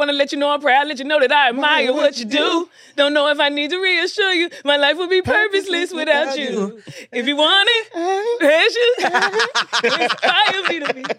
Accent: Dallas, Texas, United States; moved away as an adult; now in Los Angeles, United States; I'm from Dallas, Oak Cliff, Texas. Okay. Born and raised.

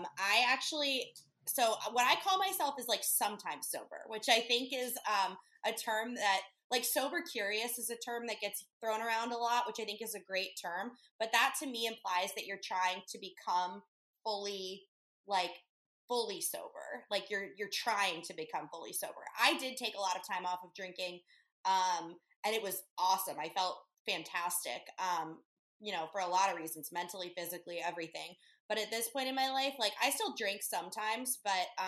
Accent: Chicago, Illinois, United States; moved away as an adult; also born or lived in Key West / Lake Tahoe; now in Hermosa Beach, United States; originally, I'm from Chicago, but I ended up here after the pandemic

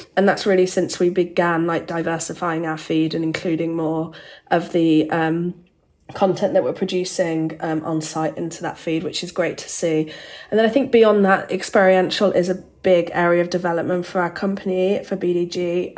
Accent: Birmingham, West Midlands, United Kingdom; moved away; I grew up in Birmingham in the UK

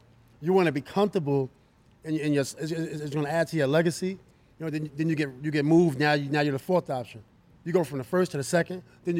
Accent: New York, United States; But I'm from New York

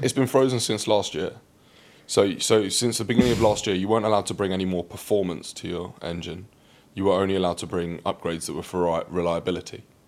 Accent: London, United Kingdom; also born or lived in Reading; growing up in London, I remember when I was really young. So we lived out near Reading

